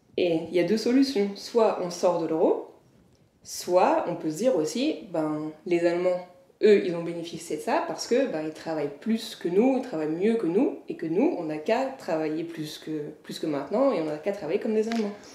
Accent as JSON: {"language": "French", "town": "Annecy", "region": "Auvergne-Rhône-Alpes", "country": "France", "said": "moi je viens d'Annecy, enfin, en Haute-Savoie"}